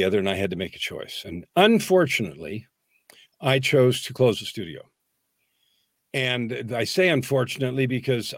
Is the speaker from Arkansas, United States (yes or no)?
no; San Francisco Bay Area, California, United States; I grew up in the San Francisco Bay Area